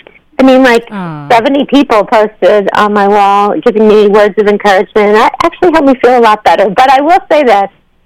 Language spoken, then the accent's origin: English; Massachusetts, United States; also born or lived in Brooklyn, New York; I grew up in Massachusetts. And I'm actually part-time living in the beach house that I grew up